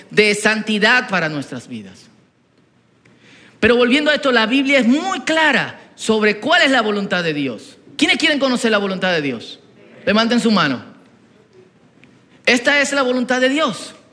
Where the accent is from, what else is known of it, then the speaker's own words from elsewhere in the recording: Herrera, Distrito Nacional, Dominican Republic; Bueno, yo crecí en Herrera, en los cumpleaños del barrio, eh, en los tiempos de mi abuela, los bailadores, eh, de niño yo estaba ahí.